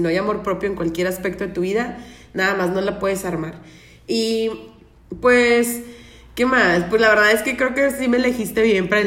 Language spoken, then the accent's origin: Spanish; Tamaulipas, Mexico; also born or lived in Nuevo León; Y soy de Tamaulipas, nací en Nuevo León, pero me criaron allá en Tamaulipas, entonces tengo lo mejor de los dos mundos del norte